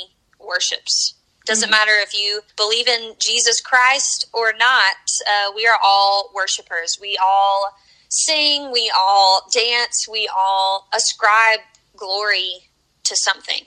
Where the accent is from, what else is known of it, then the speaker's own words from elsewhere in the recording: the South, United States; also born or lived in North Carolina / South Carolina; I grew up in church here in the South. I'm from North Carolina.